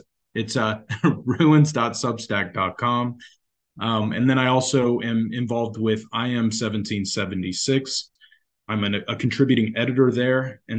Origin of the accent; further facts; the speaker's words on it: United States; I'm an American here for many, many generations. My roots are in the West and in the South